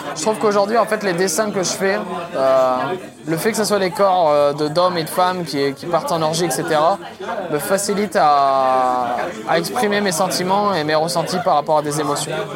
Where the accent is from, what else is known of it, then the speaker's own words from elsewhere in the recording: Romans-sur-Isère, Auvergne-Rhône-Alpes, France; moved away as an adult; also born or lived in Lens / Lyon; je suis né à Lens, dans le Nord, euh, pour ceux qui connaissent, c'est la Picardie. Et très vite, je suis parti en fait à, à Romans-sur-Isère, qui est à côté de Valence.